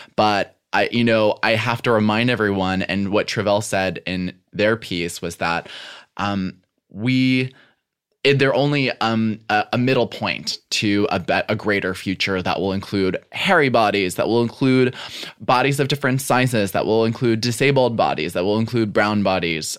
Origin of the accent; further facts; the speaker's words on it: Western Springs, Illinois, United States; also born or lived in South Side, Chicago; I was born on the South Side okay. um, and, and was there until I was like five or six. Then we moved into Western Springs.